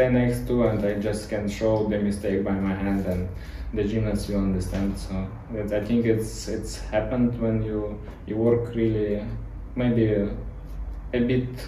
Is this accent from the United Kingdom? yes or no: no; Ukraine; English is a second language; moved away as an adult; now in Dubai, United Arab Emirates